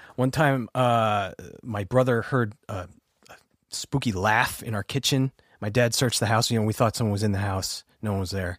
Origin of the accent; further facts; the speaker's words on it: Oyster Bay, New York, United States; I'm from Oyster Bay, New York, on Long Island, and um, I uh, grew up in a house